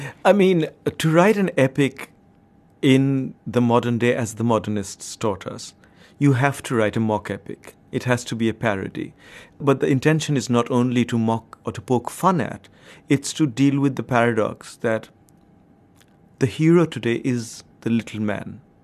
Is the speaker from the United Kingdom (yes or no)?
no; India; I grew up in India at a certain point of time